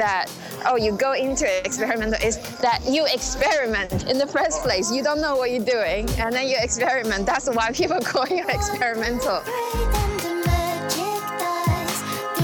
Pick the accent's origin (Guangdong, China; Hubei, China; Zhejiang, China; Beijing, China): Guangdong, China; Shenzhen; now in London, United Kingdom; I was born there, and then I grew up in Shenzhen, which is next to Hong Kong in South China